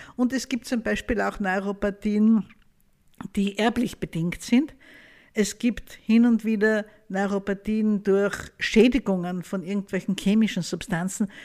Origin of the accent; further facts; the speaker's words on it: Austria; bei uns in Österreich